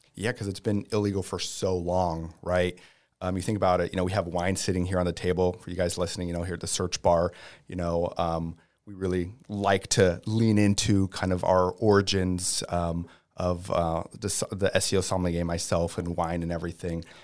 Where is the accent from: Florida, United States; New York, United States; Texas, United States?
Florida, United States; Tampa; native, um, I don't know what we call ourselves, Tampians